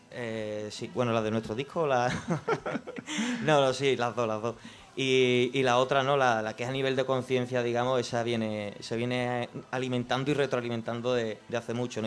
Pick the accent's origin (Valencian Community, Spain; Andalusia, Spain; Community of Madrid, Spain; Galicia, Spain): Andalusia, Spain; Jerez de la Frontera; yo soy de Jerez